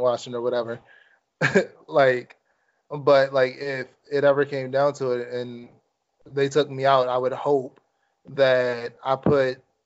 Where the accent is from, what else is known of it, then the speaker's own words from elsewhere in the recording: Maryland, United States; my home state of Maryland